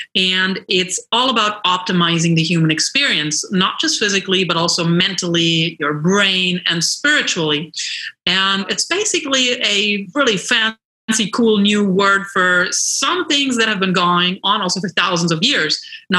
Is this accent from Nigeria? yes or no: no; London, United Kingdom; moved away as an adult; now in Los Angeles, United States; And I moved to Los Angeles from London 16 years ago, and I immediately became really immersed in the health and wellness scene here.